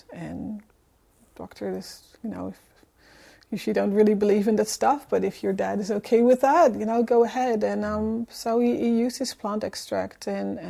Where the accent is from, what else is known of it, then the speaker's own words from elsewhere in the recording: Netherlands; accent: Dutch; moved away; I'm originally from the Netherlands